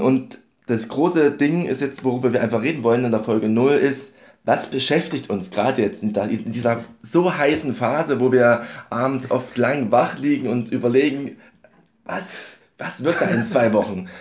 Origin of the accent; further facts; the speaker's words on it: Dresden, Saxony, Germany; Ich komme aus Dresden.